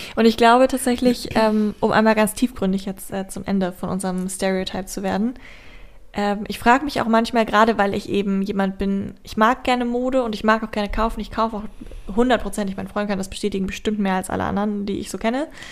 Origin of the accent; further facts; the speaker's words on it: Braunschweig, Lower Saxony, Germany; aus Braunschweig, wo ich herkomme